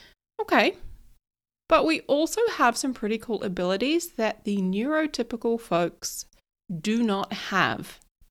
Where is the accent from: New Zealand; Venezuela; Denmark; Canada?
New Zealand; So although I live here in New Zealand and I'm a Kiwi, apparently I get a bit of an American accent going